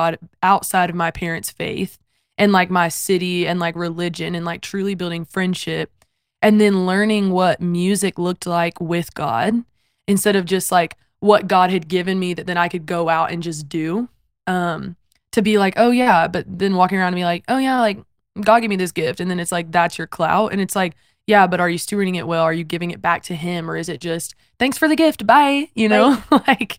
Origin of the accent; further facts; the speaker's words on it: South Carolina, United States; So I come from South Carolina, born and raised there. My parents were also born and raised there.